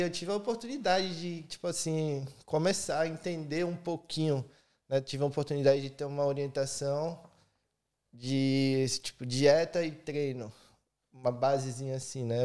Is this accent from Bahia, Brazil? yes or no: yes; Bahia, Brazil; also born or lived in Cuiabá, Mato Grosso / Presidente Prudente, São Paulo; eu fui para Bahia. Isso eu era a terceira série, acho que eu tinha uns 11 anos